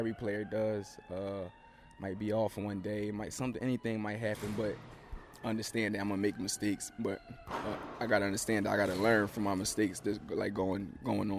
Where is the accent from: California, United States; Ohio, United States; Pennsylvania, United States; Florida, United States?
Pennsylvania, United States; Philadelphia; moved away as an adult; also born or lived in Lock Haven, Pennsylvania; now in Raleigh, United States; growing up in Philly for me, playing basketball